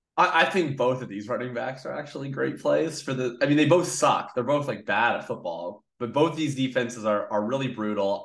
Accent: Canada; as a Canadian Colts fan growing up

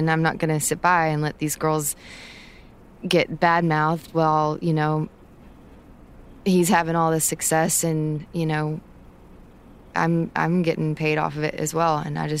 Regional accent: Texas, United States; Look, I'm from Texas. When I see something wrong, I'm going to say something.

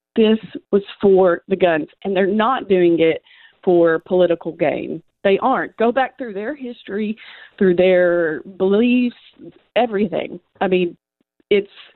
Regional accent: Western Kentucky, United States; moved away as an adult; now in Nashville, United States; I grew up in Western Kentucky and have been in Tennessee for 12 years.

